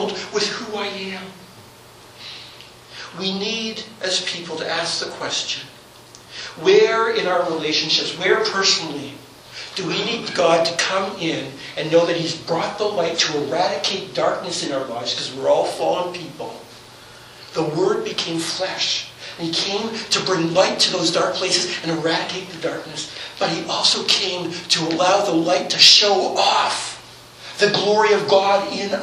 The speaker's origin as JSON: {"language": "English", "town": "Toronto", "region": "Ontario", "country": "Canada", "tie": "born or raised there", "said": "Grew up in Toronto"}